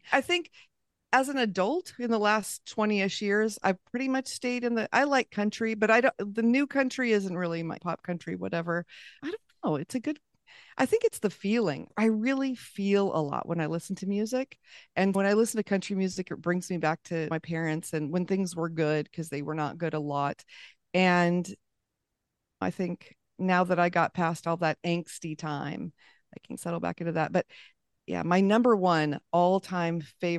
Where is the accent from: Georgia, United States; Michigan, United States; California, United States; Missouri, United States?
California, United States; La Habra Heights; So I grew up in Orange County, California, up in La Habra Heights in the hills, and we had horses and pigs and chickens and all the things.